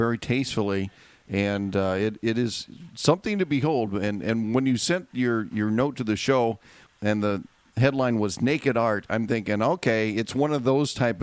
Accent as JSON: {"language": "English", "town": "Fort Dodge", "region": "Iowa", "country": "United States", "tie": "born or raised there", "said": "my hometown of Fort Dodge, Iowa"}